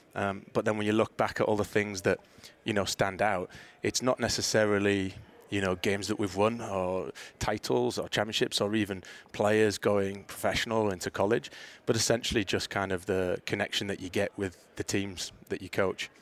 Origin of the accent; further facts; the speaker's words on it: Middlesbrough, North East England, United Kingdom; moved away as an adult; also born or lived in Mobile, Alabama / Mississippi; now in United States; my hometown club, Middlesbrough